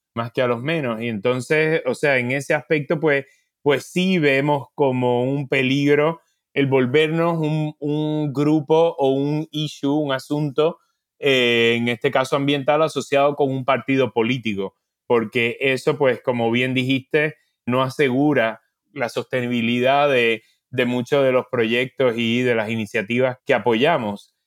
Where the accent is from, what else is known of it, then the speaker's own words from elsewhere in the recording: Puerto Rico; yo por ejemplo soy de Puerto Rico